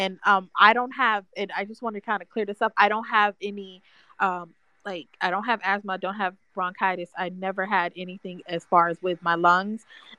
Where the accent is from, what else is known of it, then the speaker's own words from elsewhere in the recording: Florida, United States; As I said before, I'm from South Florida, so I'm used to very clear, fresh air.